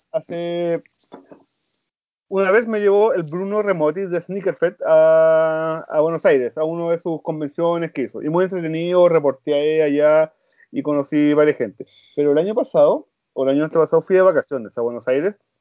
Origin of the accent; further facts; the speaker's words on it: Chile; nosotros como los chilenos